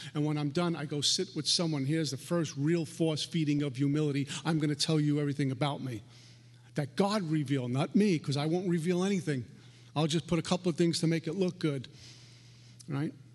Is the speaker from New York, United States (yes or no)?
yes; New York City, New York, United States; I'm a punk from Brooklyn